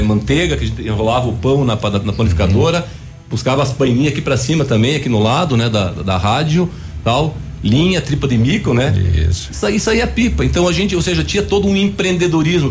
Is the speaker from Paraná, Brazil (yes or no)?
yes; Pato Branco, Paraná, Brazil; moved away as an adult; à minha cidade amada, né, a cidade onde eu nasci, onde os meus nonos, os meus pais escolheram para construir a família.